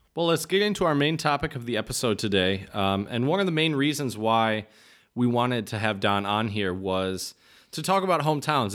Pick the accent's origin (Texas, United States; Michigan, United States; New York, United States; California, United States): Michigan, United States; Dexter; moved away as an adult; now in Czech Republic; growing up in Dexter, it's different than growing up in Ann Arbor